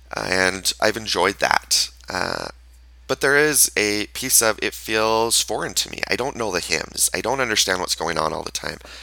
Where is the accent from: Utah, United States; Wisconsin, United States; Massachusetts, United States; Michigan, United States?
Utah, United States; I was raised in Utah in a town that is majority Mormon